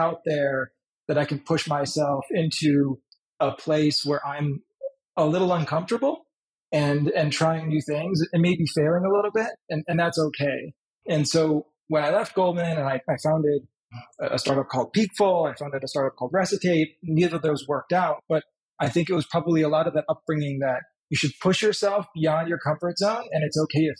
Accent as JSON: {"language": "English", "country": "United States", "tie": "born or raised there", "also_born_or_lived": "Poland / Germany", "said": "we sought asylum in the United States, where we finally were granted asylum. That's kind of where I grew up"}